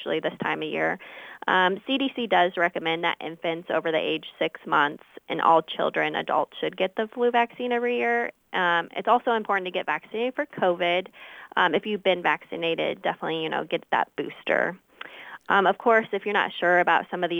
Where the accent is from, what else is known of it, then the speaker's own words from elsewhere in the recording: Monmouth, Illinois, United States; I grew up here in Monmouth region where I attended the Monmouth schools